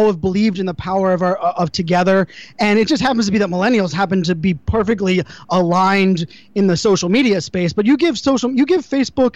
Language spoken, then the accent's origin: English; Pittsburgh, Pennsylvania, United States; I grew up in Pittsburgh, Pennsylvania, you know, blue collar town